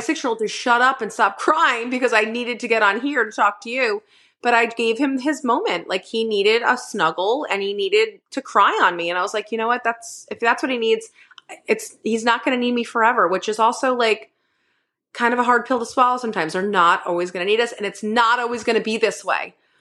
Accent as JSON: {"language": "English", "region": "Northeast", "country": "United States", "tie": "born or raised there", "moved": "yes", "said": "I grew up in the Northeast where it was, you can't go outside, it's fucking negative forty degrees"}